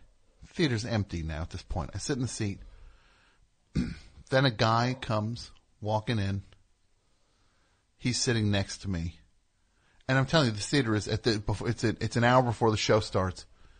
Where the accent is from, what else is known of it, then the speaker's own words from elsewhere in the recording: New Jersey, United States; I'm from New Jersey.